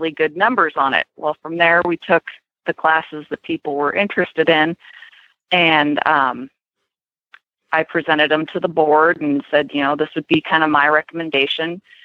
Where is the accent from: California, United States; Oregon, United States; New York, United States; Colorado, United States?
California, United States; moved away; growing up in California